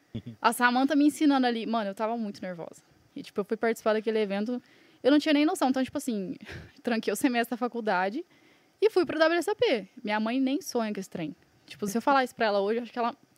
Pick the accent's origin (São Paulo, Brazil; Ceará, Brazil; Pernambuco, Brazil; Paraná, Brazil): São Paulo, Brazil; Franca; also born or lived in Buenos Aires; now in Balneário Camboriú, Brazil; Agora moro em Balneário, porém eu sou nascida em Franca, São Paulo.